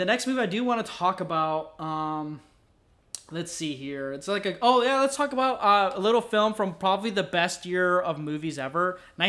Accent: Northern Illinois, United States; I'm from Northern Illinois.

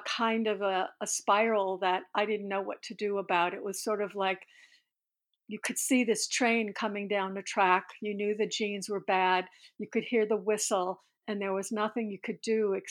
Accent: New Orleans, Louisiana, United States; moved away as an adult; now in Pittsburgh, United States; I was born in New Orleans in 1954

